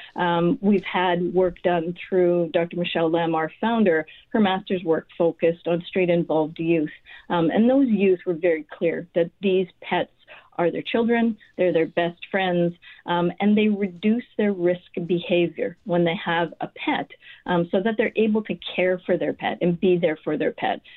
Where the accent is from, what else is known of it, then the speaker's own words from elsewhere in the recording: Winnipeg, Manitoba, Canada; moved away as an adult; I was raised in St. James. Uh, I went to high school there, did my undergrad at University of Manitoba